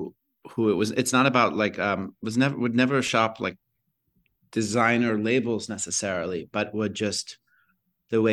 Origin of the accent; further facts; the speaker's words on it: Atlanta, Georgia, United States; also born or lived in Chicago / Minneapolis; I was born in Chicago. My parents are Midwestern and they met at University of Illinois. And then I lived there for a few years before moving to Minneapolis, lived there for a few years before going to Atlanta.